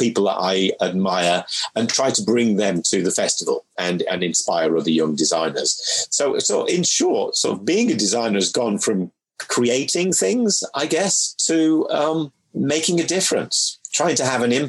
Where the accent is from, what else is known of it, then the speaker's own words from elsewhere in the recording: Manchester, North West England, United Kingdom; moved away as an adult; also born or lived in Mid-Cheshire; now in London, United Kingdom; I grew up through my formative years in Manchester